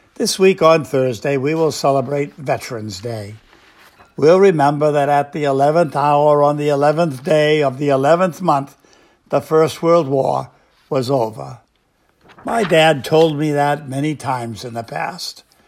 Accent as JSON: {"language": "English", "country": "United States", "said": "we Americans"}